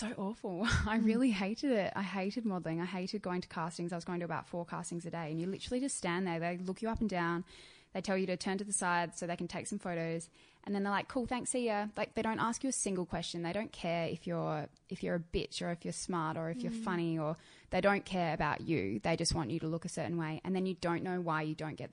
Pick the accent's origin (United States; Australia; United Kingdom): Australia; Adelaide, South Australia; I grew up in Adelaide.